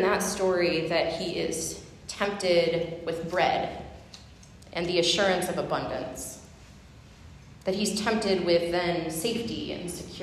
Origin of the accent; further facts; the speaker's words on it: Huron River, Ohio, United States; I grew up fishing on the Huron River